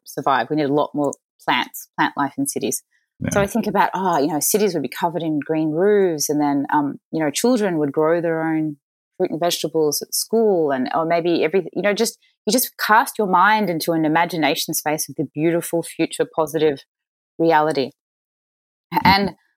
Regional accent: Mornington Peninsula, Victoria, Australia; also born or lived in Chicago; I was born in Chicago, but I moved to Australia to Australian parents as a baby. So I'm a dual American-Australian citizen. But I grew up in a lovely part of Australia called the Mornington Peninsula

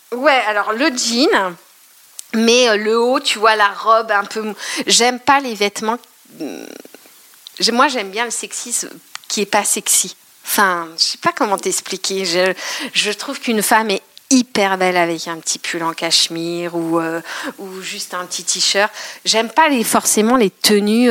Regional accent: Eure-et-Loir, Centre-Val de Loire, France; also born or lived in Paris; je suis de Rédoire

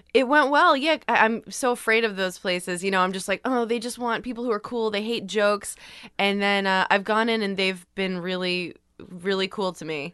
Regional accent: Long Island, New York, United States; I grew up on Long Island

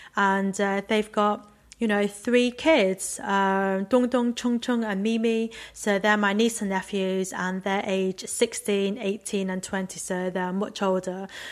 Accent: Macclesfield, North West England, United Kingdom; first language Cantonese; English is a second language; growing up in Macclesfield, in a really white town, being the only Chinese kid in my high school

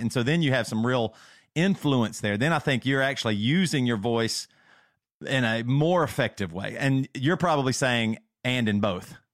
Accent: South Carolina, United States; moved away as an adult; also born or lived in Seattle; we grew up in South Carolina

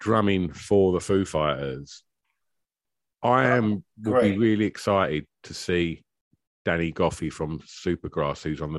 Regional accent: Basildon, East of England, United Kingdom; He was like, where are you from? I was like, Basildon.

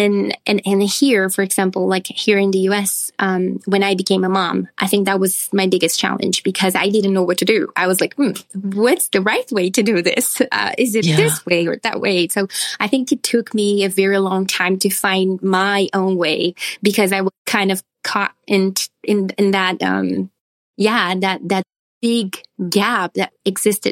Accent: Brazil; moved away as an adult; now in United States; Brazil, what I'm from

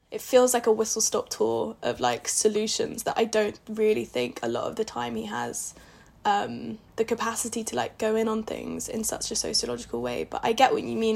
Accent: Portsmouth, South East England, United Kingdom; I'm from Portsmouth and there's two main roads on and off the island

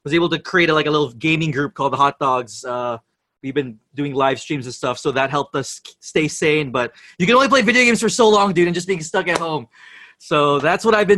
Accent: Santa Clarita, California, United States; moved away as an adult; now in Philippines; I grew up in the States, in Los Angeles, in this little cookie cutter suburb town called Santa Clarita

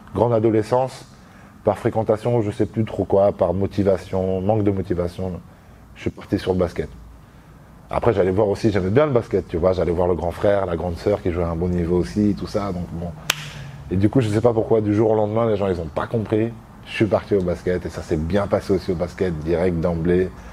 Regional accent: La Roche-sur-Yon, Pays de la Loire, France; moved away as an adult; now in Paris, France; J'ai grandi, je suis né à La Roche-sur-Yon. J'ai grandi à La Roche-sur-Yon.

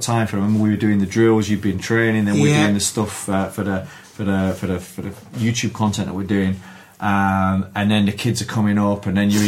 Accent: Wakefield, Yorkshire and the Humber, United Kingdom; moved away as an adult; now in London, United Kingdom; I was born in Wakefield

